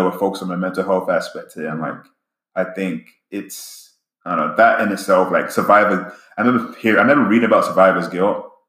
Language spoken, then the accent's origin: English; England, United Kingdom; now in United States; I grew up in England and have like my childhood friends I loved to death.